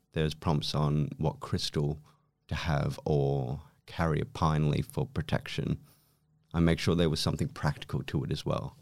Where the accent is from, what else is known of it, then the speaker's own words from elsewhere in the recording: Philippines; I was born in the Philippines